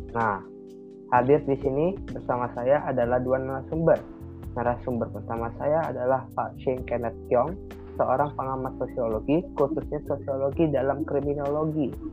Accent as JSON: {"language": "Indonesian", "region": "Jakarta", "country": "Indonesia", "tie": "born or raised there", "said": "daerah kelahiran saya, yaitu Jakarta"}